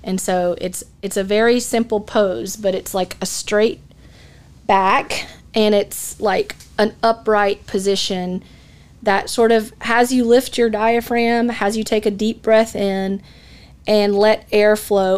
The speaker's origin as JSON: {"language": "English", "town": "Atlanta", "region": "Georgia", "country": "United States", "tie": "born or raised there", "also_born_or_lived": "Dallas", "moved": "as an adult", "said": "I grew up in the Atlanta market"}